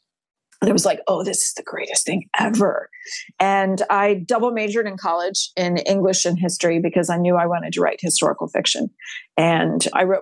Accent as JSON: {"language": "English", "region": "Texas", "country": "United States", "said": "I'm a sixth generation Texan on my mom's side."}